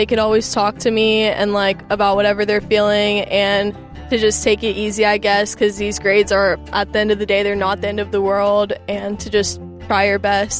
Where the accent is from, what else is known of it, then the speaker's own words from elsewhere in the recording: Cyprus; moved away as an adult; now in Austin, United States; I am a freshman here at UT. I'm from Cyprus, and I'm a math major here.